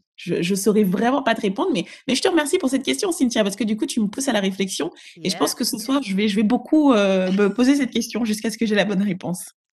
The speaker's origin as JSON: {"language": "French", "country": "Togo", "also_born_or_lived": "Ghana", "moved": "yes", "lives_now": "Paris, France", "said": "Mes deux parents sont ghanéens et ils ont migré au Togo, donc je suis togolaise également"}